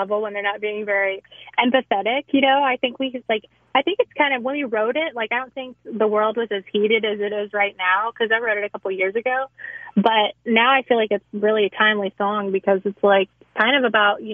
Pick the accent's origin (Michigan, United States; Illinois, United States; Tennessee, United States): Tennessee, United States; Nashville; moved away as an adult; now in Los Angeles, United States; I grew up in Nashville, you know, I was born and raised there